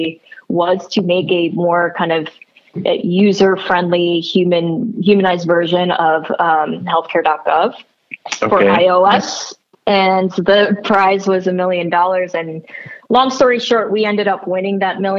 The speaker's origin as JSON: {"language": "English", "region": "New Jersey", "country": "United States", "tie": "born or raised there", "said": "I was born and raised in New Jersey"}